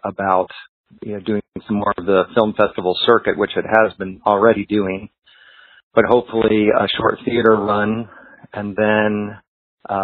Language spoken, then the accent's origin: English; Atlanta, Georgia, United States; I grew up in the Atlanta area